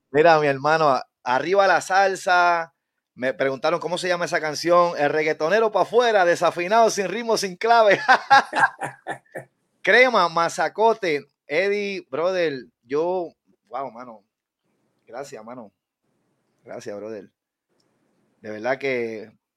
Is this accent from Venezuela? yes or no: no; Guánica, Puerto Rico; yo soy de Guánica